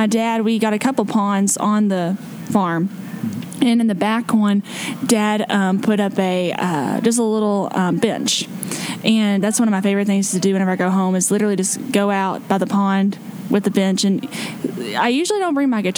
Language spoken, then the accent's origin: English; Lebanon, Kentucky, United States; moved away as an adult; my hometown's Lebanon, right outside of Bardstown